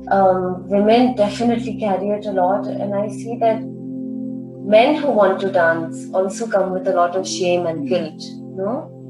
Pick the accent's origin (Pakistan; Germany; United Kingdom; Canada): Pakistan